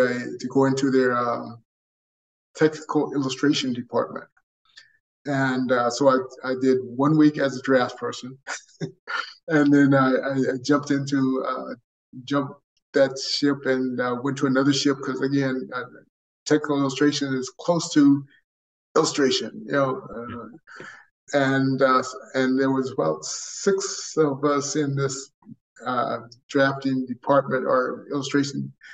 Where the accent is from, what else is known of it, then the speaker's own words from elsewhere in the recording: Monrovia, California, United States; I was born and raised in Southern California, a little town called Monrovia.